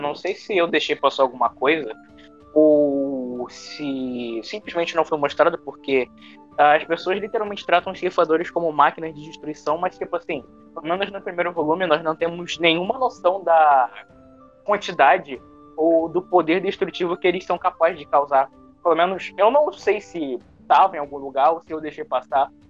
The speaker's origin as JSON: {"language": "Portuguese", "region": "Rio de Janeiro", "country": "Brazil", "said": "Eu, que sou carioca"}